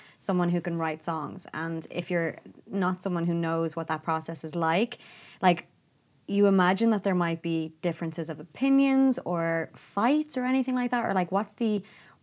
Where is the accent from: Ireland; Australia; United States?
Ireland; Portmarnock, Leinster; I'm from Port Marnock